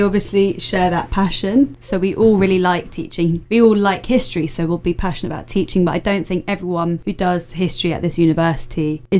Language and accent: English; London, United Kingdom; I'm from London